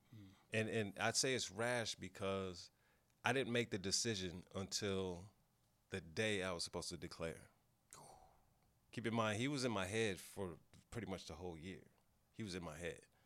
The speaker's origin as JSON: {"language": "English", "town": "Pasadena", "region": "California", "country": "United States", "tie": "born or raised there", "said": "I grew up in Pasadena. We, we don't consider ourselves L A people"}